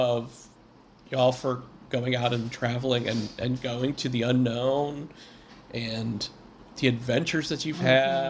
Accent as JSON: {"language": "English", "region": "Missouri", "country": "United States", "also_born_or_lived": "Bay Area", "moved": "yes", "lives_now": "New England, United States", "said": "You know, I'm from Missouri."}